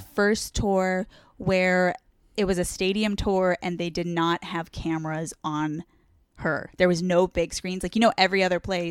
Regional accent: Orange County, California, United States; also born or lived in San Diego, California; I'm from Orange County

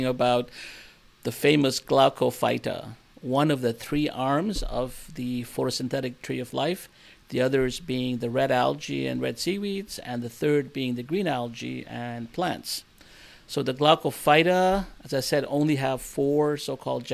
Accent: Nova Scotia, Canada; moved away; also born or lived in India / Burnaby, British Columbia, Canada; born in India, but I grew up in Nova Scotia, Canada

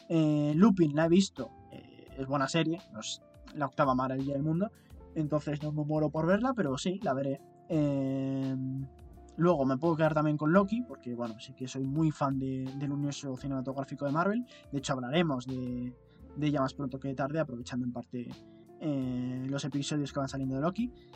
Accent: Spain; por si el acento no lo denotaba, ni nuestras expresiones, ni todas estas cosas, eh, nosotros somos españoles.

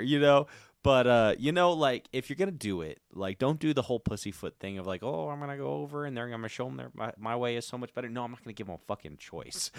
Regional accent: United States; I'm an American

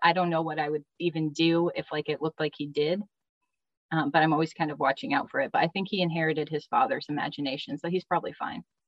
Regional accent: New England, United States; I grew up in New England with two sisters and a brother

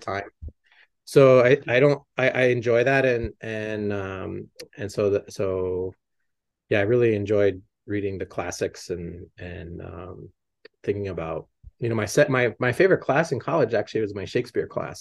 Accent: Las Cruces, New Mexico, United States; moved away as an adult; also born or lived in Boston; growing up in Las Cruces

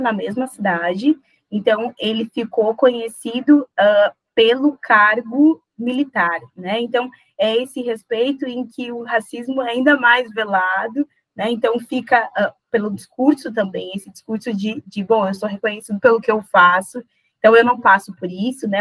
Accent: South Region, Brazil; also born or lived in Paraná / Santa Catarina; Moro no Sul. É, sou nascida no Sul, né, criada no Sul

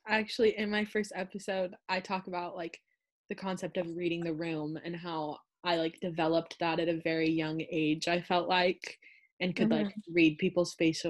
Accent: Livermore, California, United States; I'm also from Livermore

